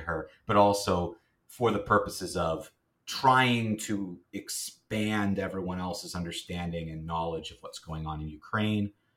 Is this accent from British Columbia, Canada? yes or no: no; Kingston, Ontario, Canada; moved away as an adult; now in Ottawa, Canada; I'm not from Ottawa. I'm from Kingston, which is not too far from here. Um, but I grew up there